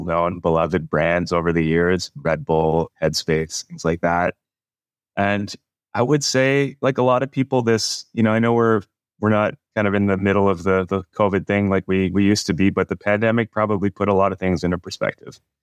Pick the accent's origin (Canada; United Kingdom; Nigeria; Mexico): Canada; moved away as an adult; now in California, United States; a guy born and raised in Canada.